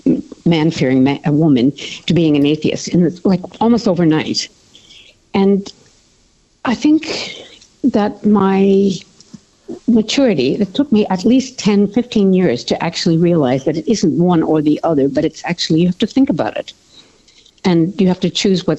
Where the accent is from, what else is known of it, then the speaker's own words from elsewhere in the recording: Canada; now in Australia; I drink like a Canadian